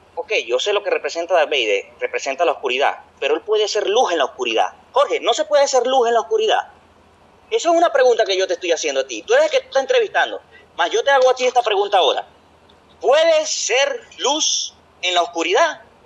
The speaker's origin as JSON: {"language": "Spanish", "country": "Venezuela", "moved": "as an adult", "lives_now": "Brazil", "said": "somos venezolanos"}